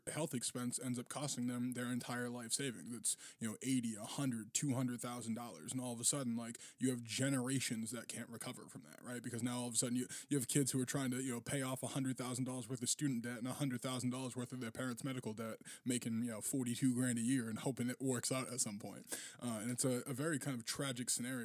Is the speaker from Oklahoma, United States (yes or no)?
no; Boston, Massachusetts, United States; I only know the childhood of the greater Boston area